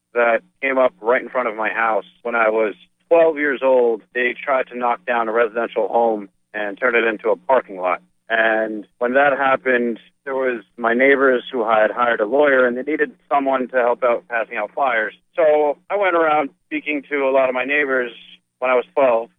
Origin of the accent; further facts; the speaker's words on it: Edison, New Jersey, United States; I'm from Edison, New Jersey.